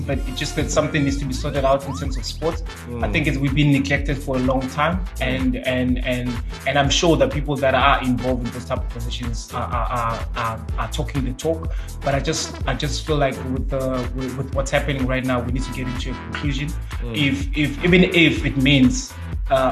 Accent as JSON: {"language": "English", "country": "South Africa", "said": "We as South African"}